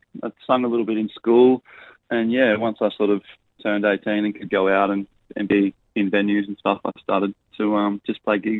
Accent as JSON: {"language": "English", "town": "Port Lincoln", "region": "South Australia", "country": "Australia", "tie": "born or raised there", "also_born_or_lived": "Sheringa, South Australia", "moved": "as an adult", "lives_now": "East Coast, Australia", "said": "Originally, my family are from Sheringa, which is about an hour and a half north of Port Lincoln. Grew up between there and Port Lincoln, so I went to school in Port Lincoln and, yeah, sort of bounced between the two."}